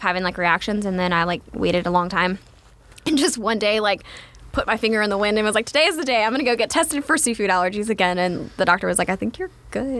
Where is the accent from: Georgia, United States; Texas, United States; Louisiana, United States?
Louisiana, United States; Gonzales; also born or lived in Sorrento, Louisiana; I am from Gonzales